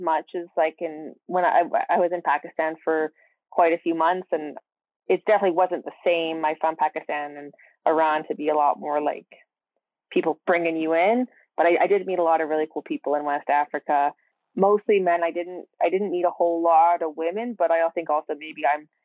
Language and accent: English; Canada; I speak a bit of French as I'm Canadian